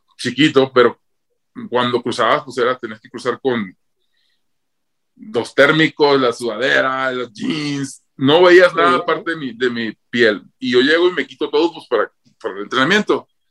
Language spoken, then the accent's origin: Spanish; Rosario, Mexico; moved away; Me recibieron con la banda entrando a Rosario.